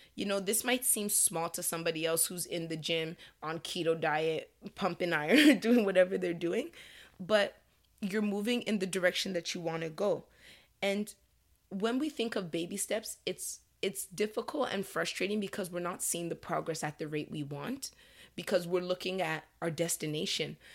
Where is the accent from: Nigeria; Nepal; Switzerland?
Nigeria; as a Nigerian